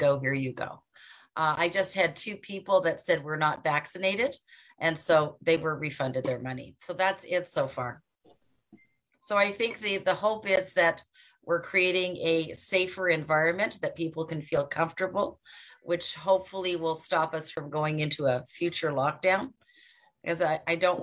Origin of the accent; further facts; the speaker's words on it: Mississauga, Ontario, Canada; I'm from Mississauga, Ontario. That's in Canada.